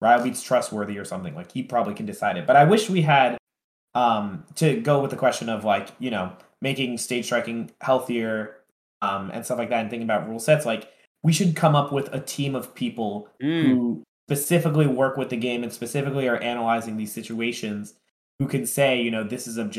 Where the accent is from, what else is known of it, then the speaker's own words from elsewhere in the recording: tri-state area, United States; I'm from Tri-State